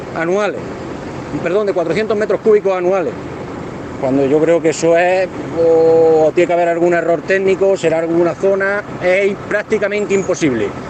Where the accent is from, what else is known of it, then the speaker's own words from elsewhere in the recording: Galera, Andalusia, Spain; Yo vengo de Granada, de la comarca de Huesca concretamente